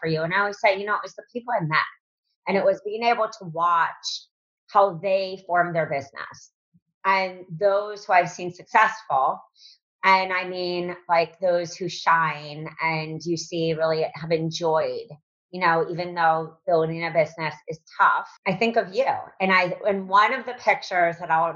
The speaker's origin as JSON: {"language": "English", "region": "East Coast", "country": "United States", "also_born_or_lived": "the South (US)", "moved": "yes", "said": "we're from East Coast, but I'm down south"}